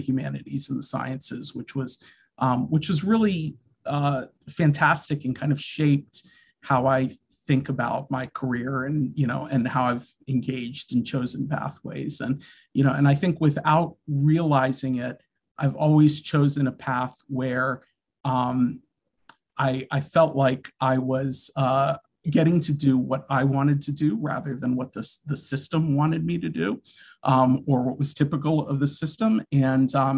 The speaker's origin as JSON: {"language": "English", "town": "Washington", "region": "District of Columbia", "country": "United States", "tie": "born or raised there", "said": "I grew up in the Washington, D.C. area."}